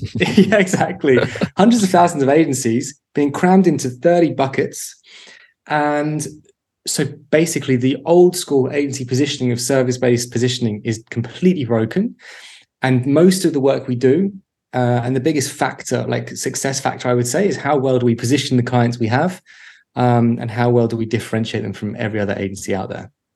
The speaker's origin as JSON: {"language": "English", "region": "London", "country": "United Kingdom", "tie": "born or raised there", "also_born_or_lived": "Birmingham / East Finchley", "moved": "as an adult", "said": "I grew up in North London uh, in a small place called Mill Hill, and then when I was 18, left to go to Birmingham for uni and never left the Midlands."}